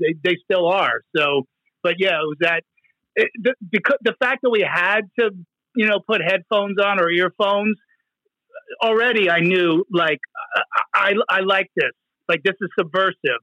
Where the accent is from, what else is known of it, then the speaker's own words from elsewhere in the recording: New Jersey, United States; I grew up in Jersey